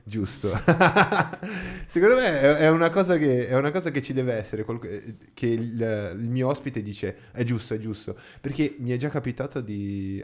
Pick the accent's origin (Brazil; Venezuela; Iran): Brazil; Italian is a second language; now in Italy; In Brasile, da dove vengo io